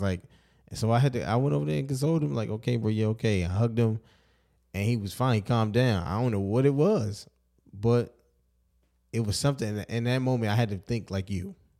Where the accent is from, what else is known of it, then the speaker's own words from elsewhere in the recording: Baltimore, Maryland, United States; growing up in Baltimore